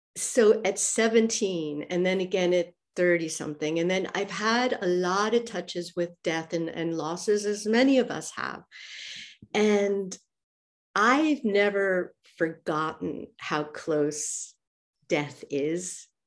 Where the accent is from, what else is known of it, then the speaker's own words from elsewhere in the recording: New York, United States; moved away as an adult; also born or lived in Zurich, Switzerland; now in Athens, Greece; even though I'm from New York, uh, I've been living in Switzerland and Zurich with him for almost twenty years